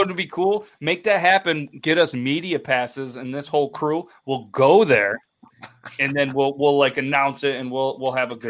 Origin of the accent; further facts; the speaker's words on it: Ontario, Canada; I'm from Ontario